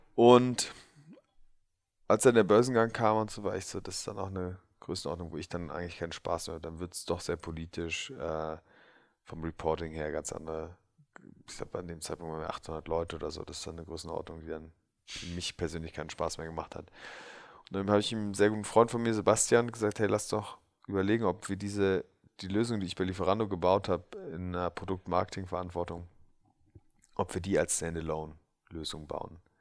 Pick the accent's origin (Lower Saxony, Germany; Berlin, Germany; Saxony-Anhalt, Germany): Berlin, Germany; wo ich, wo ich aufgewachsen bin, Wilmersdorf 10711 für alle Berliner Halensee